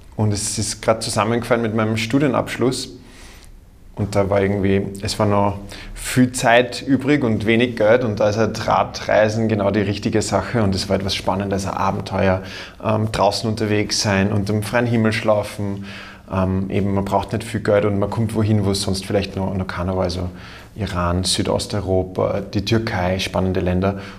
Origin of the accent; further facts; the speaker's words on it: Austria; als Österreicher